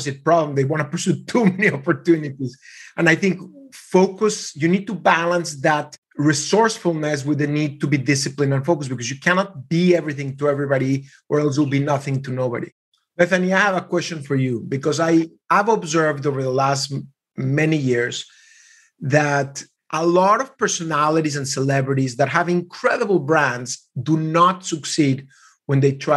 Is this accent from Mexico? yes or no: yes; Mexico; I was raised in Mexico in a very small Jewish community